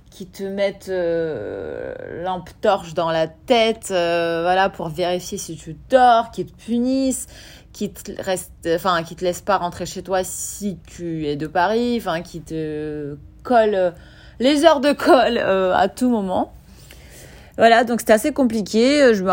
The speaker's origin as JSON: {"language": "French", "region": "Kyiv", "country": "Ukraine", "said": "Euh, je venais d'Ukraine, euh, de Kiev."}